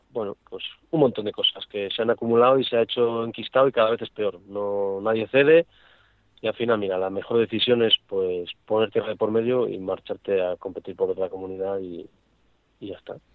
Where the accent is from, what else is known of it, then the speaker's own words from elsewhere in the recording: León, Castile and León, Spain; porque León es mi tierra y quiero seguir representándola, por supuesto.